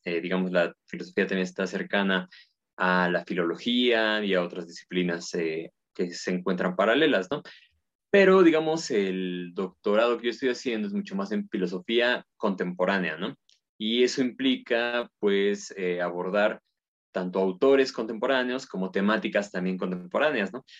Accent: Puebla, Mexico; yo soy de Puebla y bueno, Puebla está en México, soy mexicano

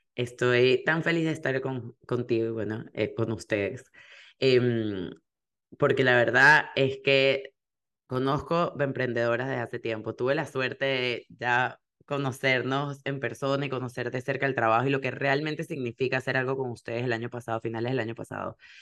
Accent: Venezuela; moved away; porque nosotros somos venezolanas

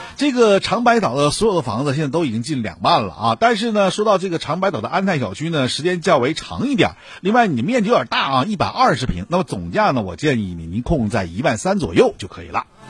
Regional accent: Shenyang, Liaoning, China; 我们沈阳

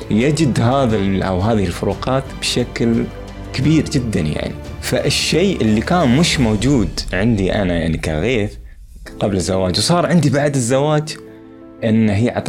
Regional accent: Khor Fakkan, Sharjah, United Arab Emirates; من مواليد خرفكان اماراتي درست وترعرعت في مدينه خرفكان

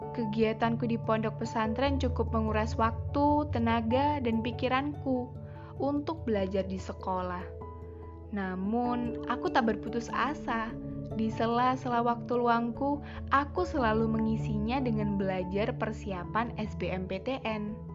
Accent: Pekalongan, Central Java, Indonesia; melanjutkan di S M A satu Pekalongan. S M A unggulan di kotaku tercinta.

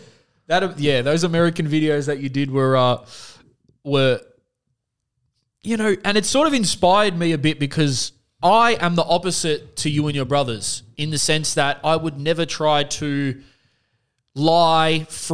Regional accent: Australia; I'm a dumb Aussie.

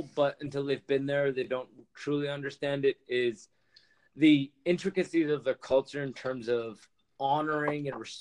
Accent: Canada; growing up in Canada

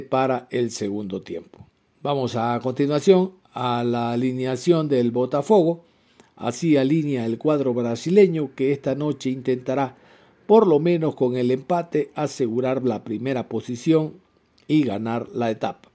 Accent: Ecuador; como ecuatorianos

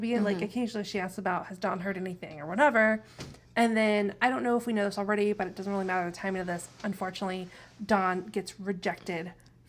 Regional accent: Midwest, United States; We're from the Midwest.

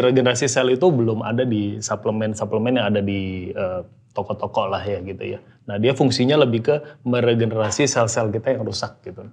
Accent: Medan, North Sumatra, Indonesia; Saya dari Medan ya kebetulan

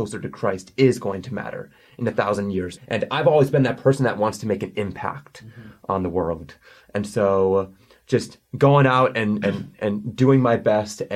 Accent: Sauk Rapids, Minnesota, United States; also born or lived in Russia; I've grown up in Minnesota my entire life in the city of Sauk Rapids.

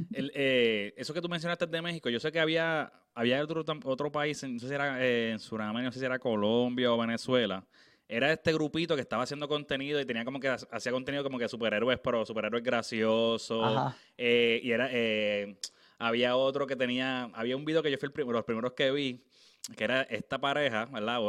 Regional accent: Naguabo, Puerto Rico; moved away; yo estoy viviendo afuera, Pero yo soy de Naguabo

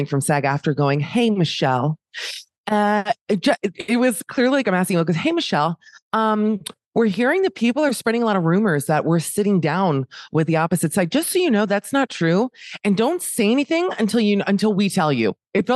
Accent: Miami, Florida, United States; I'm from Miami

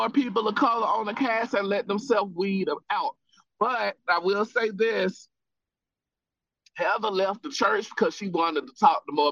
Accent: Utah, United States; Quite frankly, growing up in Utah, hey, you know what I mean?

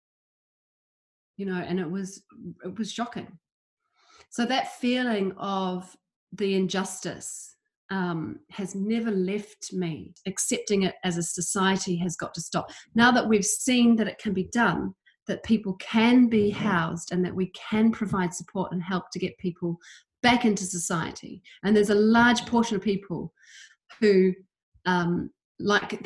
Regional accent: New Zealand; moved away; also born or lived in London / Edinburgh; I grew up in New Zealand

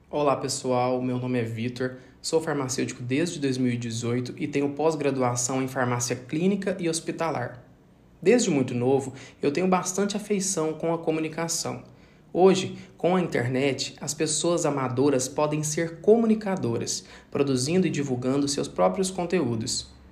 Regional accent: Araguari, Minas Gerais, Brazil; Eu nasci em Araguari, uma pequena cidade do interior de Minas Gerais, situada no Triângulo Mineiro

